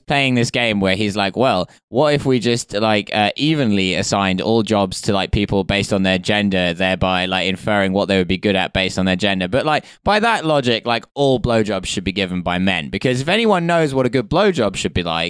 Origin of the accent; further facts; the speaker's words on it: Essex, East of England, United Kingdom; I'm from Essex and like it's full of people who are rich as fuck.